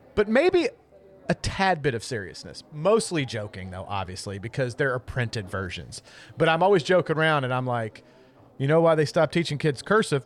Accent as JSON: {"language": "English", "region": "Kentucky", "country": "United States", "said": "I'm from Kentucky"}